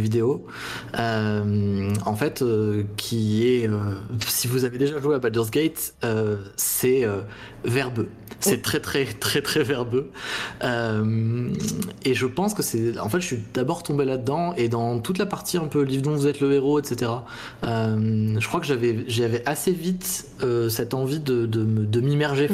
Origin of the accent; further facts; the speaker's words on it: Chambéry, Auvergne-Rhône-Alpes, France; J'ai grandi en Savoie à Chambéry